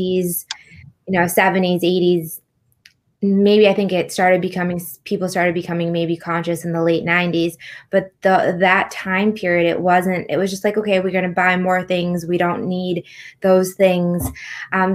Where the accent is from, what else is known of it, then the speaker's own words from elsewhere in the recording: United States; I grew up in America